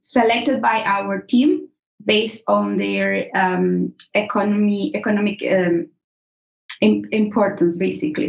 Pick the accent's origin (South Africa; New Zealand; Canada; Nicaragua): Nicaragua; moved away as an adult; now in Edinburgh, United Kingdom; I am from Nicaragua